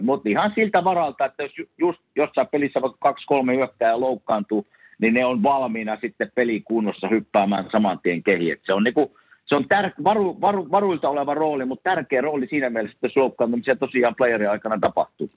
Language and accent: Finnish; Savonia, Finland